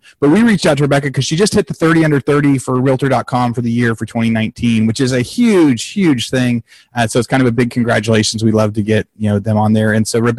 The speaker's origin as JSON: {"language": "English", "region": "Oregon", "country": "United States", "tie": "born or raised there", "also_born_or_lived": "Northern California", "moved": "yes", "lives_now": "Austin, Texas, United States", "said": "growing up in Oregon, we saw all four."}